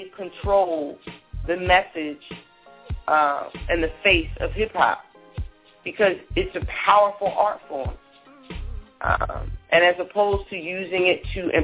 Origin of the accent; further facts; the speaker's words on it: New Jersey, United States; I'm not from Newark, but I'm originally from Jersey